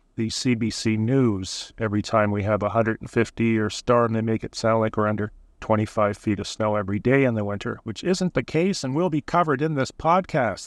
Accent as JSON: {"language": "English", "town": "Burlington", "region": "Ontario", "country": "Canada", "tie": "born or raised there", "also_born_or_lived": "Hamilton, Ontario / Stoney Creek, Ontario / Prince Edward Island", "moved": "as an adult", "lives_now": "Charlottetown, Canada", "said": "Born in Burlington, lived in Hamilton, Stony Creek, and number of other areas in the province"}